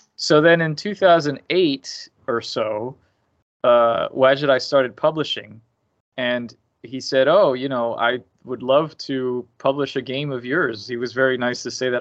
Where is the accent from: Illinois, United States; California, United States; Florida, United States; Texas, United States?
Florida, United States; Miami; I grew up in Miami